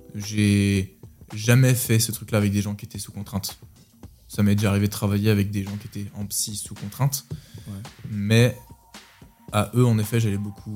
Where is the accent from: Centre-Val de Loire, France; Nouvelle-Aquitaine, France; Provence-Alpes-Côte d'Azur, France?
Centre-Val de Loire, France; Orléans; moved away as an adult; now in Nantes, France; je viens d'Orléans, de la, campagne orléanaise. J'y ai passé 22 euh, années de ma vie.